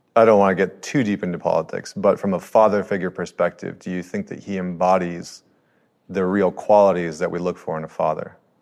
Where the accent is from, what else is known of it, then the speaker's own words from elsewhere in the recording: Canada; I'm a Canadian